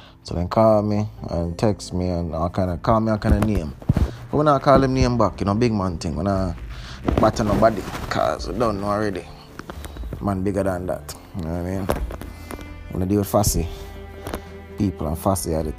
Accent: Jamaica; now in Canada; I'm a Jamaican

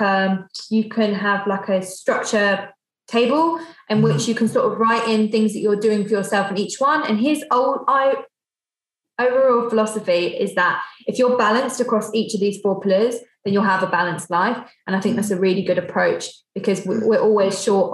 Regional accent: United Kingdom; being like British

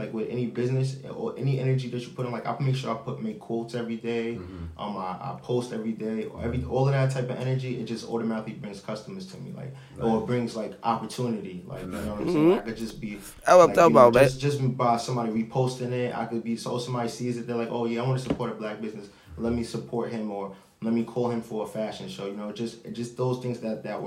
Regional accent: New York City, New York, United States; I'm from New York

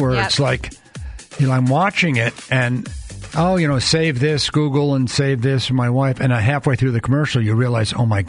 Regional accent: New York, United States; You know, and I grew up in New York, so he's like Medford and New York.

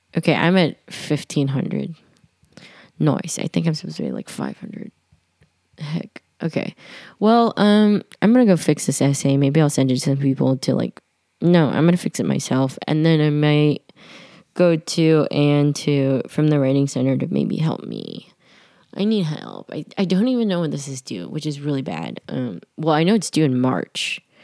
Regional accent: New York, United States; I'm born and raised in Manhattan

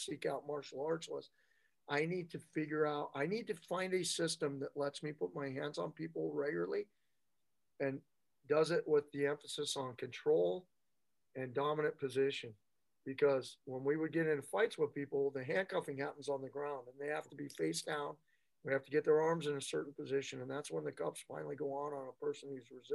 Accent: United States; We're both American-born brothers

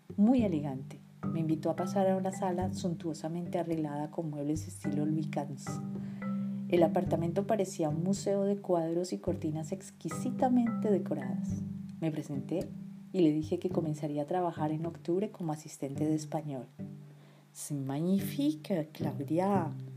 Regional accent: Colombia; moved away as an adult; also born or lived in France; todos nosotros tendríamos que enfrentarnos como colombianos en el exterior. En Colombia, en la década de los 80 y los 90, tuvimos que sobrevivir

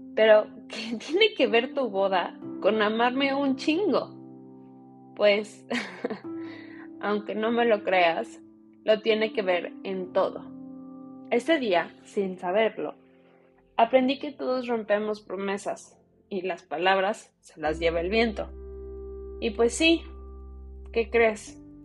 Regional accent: United States; Soy una mujer mexicana que nació y creció en los Estados Unidos

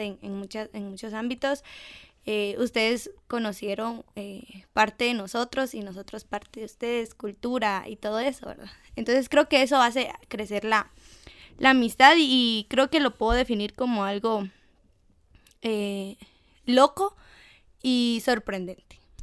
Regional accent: Guatemala; de Guate

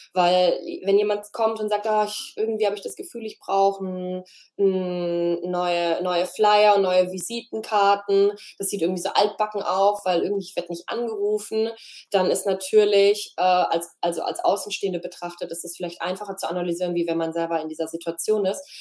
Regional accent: Freiburg, Baden-Württemberg, Germany; hier in Freiburg, bin zurück in meine Heimat gezogen

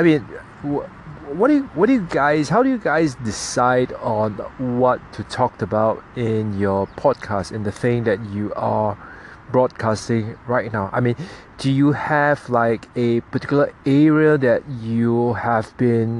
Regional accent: Singapore; my country's Singapore National Day

